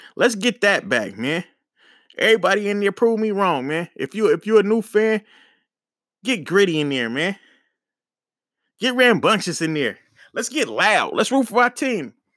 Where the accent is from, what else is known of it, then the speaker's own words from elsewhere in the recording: Oakland, California, United States; I'm from Oakland, from the Bay